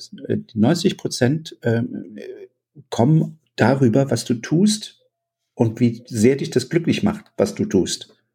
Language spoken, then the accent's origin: German; East Germany, Germany; als ich klein war, äh, in der DDR aufgewachsen